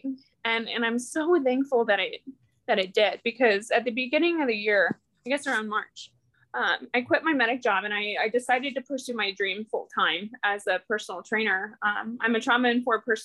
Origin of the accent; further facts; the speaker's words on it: small town outside of St. Louis, Missouri, United States; I'm from an itty bitty small town outside of St. Louis